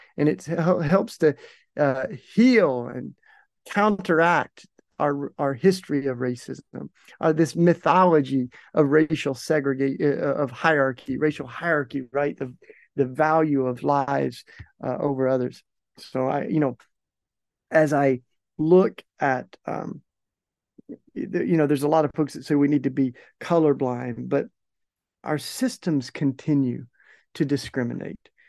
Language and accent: English; East Tennessee, United States; moved away as an adult; also born or lived in Maryville, Tennessee; now in Philadelphia, United States; I grew up in East Tennessee